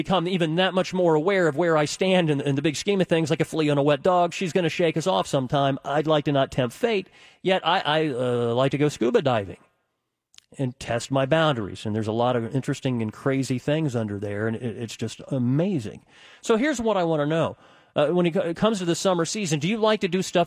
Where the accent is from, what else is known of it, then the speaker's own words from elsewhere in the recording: United States; I'm an American